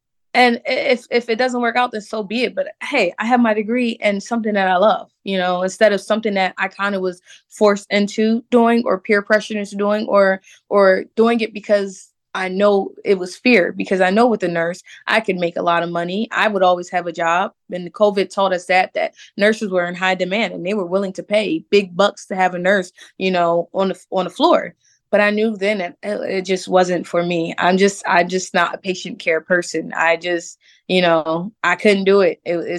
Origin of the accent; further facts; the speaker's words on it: Philadelphia, Pennsylvania, United States; growing up in Philadelphia, I never really faced racism like that because, like I said, in my neighborhood, we were all Black.